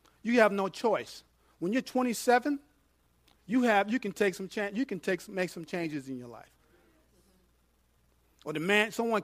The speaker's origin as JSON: {"language": "English", "region": "New York", "country": "United States", "said": "I'm from New York"}